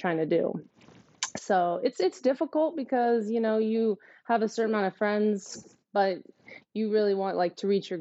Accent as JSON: {"language": "English", "town": "Portland", "region": "Oregon", "country": "United States", "tie": "born or raised there", "also_born_or_lived": "Tigard, Oregon / Arizona", "said": "growing up in Portland, trees all the time."}